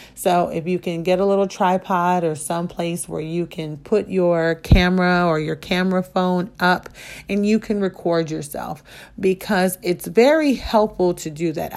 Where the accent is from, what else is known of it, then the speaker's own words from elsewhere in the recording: Midwest, United States; I come from the Midwest. And so there's different linguistic type of things happening that might not exist outside of where I was born or where I grew up.